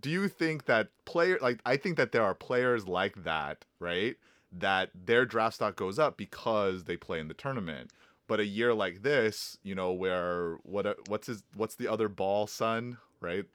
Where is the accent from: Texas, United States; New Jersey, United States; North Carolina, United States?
Texas, United States; Houston; I am from Houston, and our team is called the Houston Texans